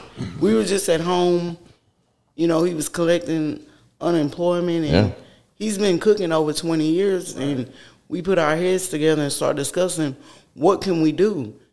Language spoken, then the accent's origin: English; Houston, Texas, United States; moved away as an adult; now in College Station, United States; I'm from Houston. I was raised up in Houston. And when my kids started school, I came down here to, like, put them in a smaller environment than Houston.